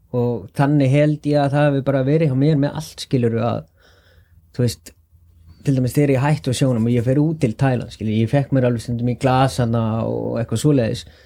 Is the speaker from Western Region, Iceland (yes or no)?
no; Álftanes, Capital Region, Iceland; Ég er uppalinn á Altanesi